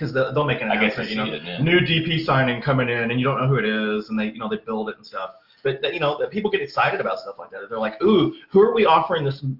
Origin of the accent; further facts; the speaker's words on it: Louisville, Kentucky, United States; hey, guys, you know, I'm up here from Louisville, and they're like, oh, great, a guy that drove here 4.5 hours or whatever.